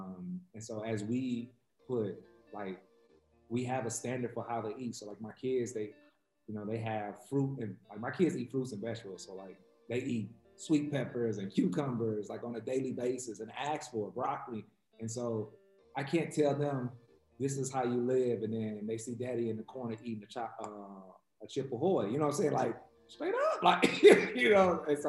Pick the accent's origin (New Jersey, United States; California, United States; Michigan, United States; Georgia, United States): Michigan, United States; Detroit; You know, growing up in Detroit, like it was... You really didn't speak to people you ain't know.